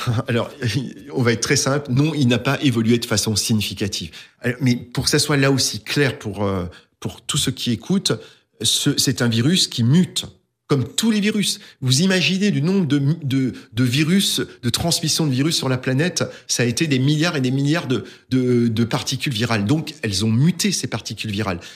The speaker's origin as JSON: {"language": "French", "area": "Alsace", "region": "Grand Est", "country": "France", "said": "je suis alsacien avant tout, mais mais pas seulement"}